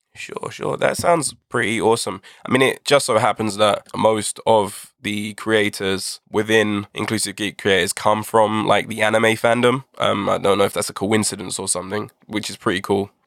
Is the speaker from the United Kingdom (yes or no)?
yes; United Kingdom; by my accent, I'm sure you can tell I'm from the UK.